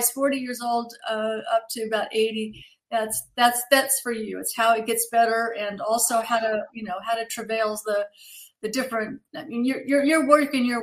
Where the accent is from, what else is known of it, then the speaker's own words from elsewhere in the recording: Kentucky, United States; born there; actually, I was born in Kentucky, so I know it's a long way from Georgia, but still, I, I can